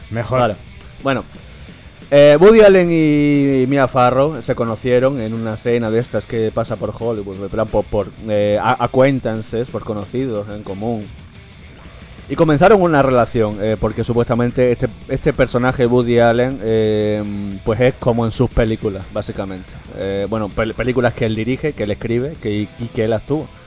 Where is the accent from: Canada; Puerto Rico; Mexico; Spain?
Spain; Guareña, Extremadura; born or raised there